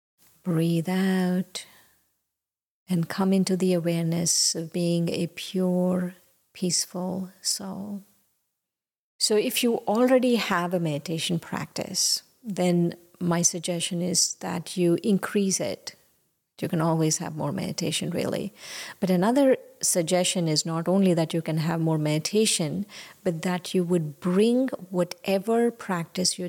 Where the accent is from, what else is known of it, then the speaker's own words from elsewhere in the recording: India; now in United States; when I was growing up in India, we went to yoga